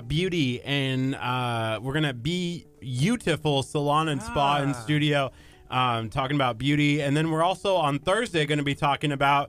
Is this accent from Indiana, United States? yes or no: no; Nebraska, United States; I'm from Nebraska.